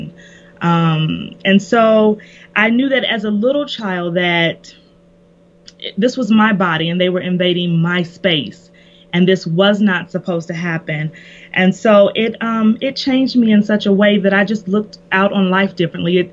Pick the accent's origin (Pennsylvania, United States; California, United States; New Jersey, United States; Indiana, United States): Indiana, United States; moved away as an adult; also born or lived in Kentucky; I'm originally from Indiana